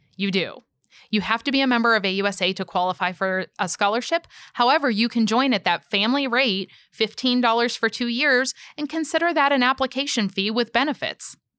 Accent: Pittsburgh, Pennsylvania, United States; moved away; I actually grew up in Pittsburgh, Pennsylvania

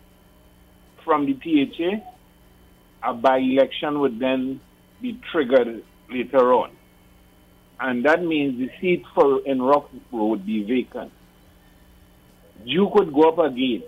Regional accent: Tobago, Trinidad & Tobago; I am from Tobago.

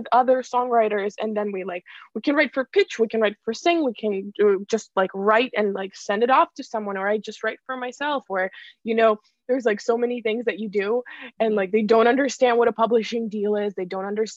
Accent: Ukraine; moved away as an adult; also born or lived in Boston, United States; now in Los Angeles, United States; I'm originally from Ukraine. Like I was born in Ukraine, and then I moved to Boston to go to Berklee.

